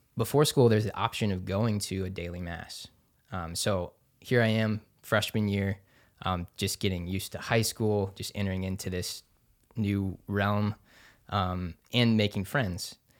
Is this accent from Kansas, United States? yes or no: yes; Overland Park, Kansas, United States; also born or lived in Denver, Colorado; now in Topeka, United States; I grew up in Overland Park, Kansas